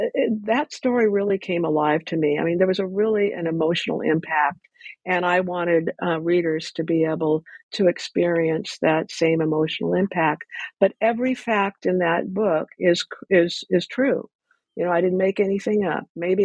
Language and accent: English; Ventura, California, United States; I grew up in Ventura, and somebody had brought up that case